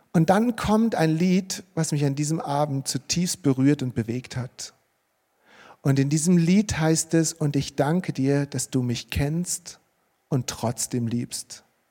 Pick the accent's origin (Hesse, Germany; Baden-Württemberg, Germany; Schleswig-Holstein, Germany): Hesse, Germany; Marburg; bei uns in Marburg, wo ich aufgewachsen bin